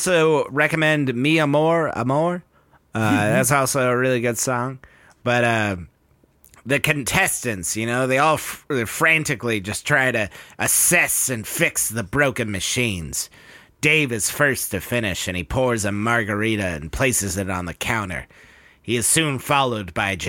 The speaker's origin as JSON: {"language": "English", "region": "Texas", "country": "United States", "said": "I'm from Texas."}